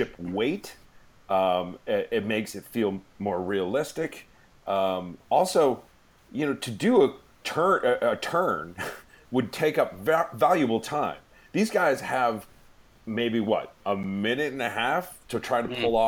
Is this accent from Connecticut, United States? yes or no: yes; Connecticut, United States; we grew up in Connecticut, we'd be on a motorboat